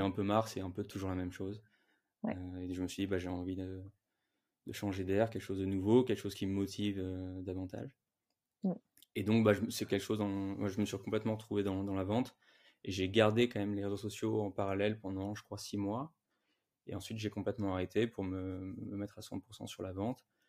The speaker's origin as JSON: {"language": "French", "town": "Ville-d'Avray", "region": "Île-de-France", "country": "France", "tie": "born or raised there", "said": "là où j'ai grandi, euh, en région parisienne, une petite ville qui s'appelle Ville d'Avray."}